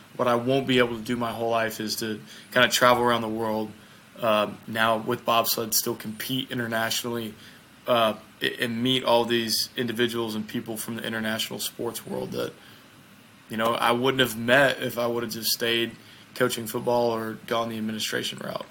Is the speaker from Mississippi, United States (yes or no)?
yes; Mississippi, United States; I'm from the United States I'm from the state of Mississippi uh, so I'm a southerner